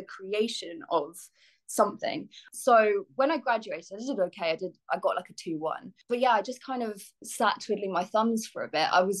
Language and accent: English; Bedfordshire, East of England, United Kingdom; moved away as an adult; also born or lived in London; I grew up in Bedfordshire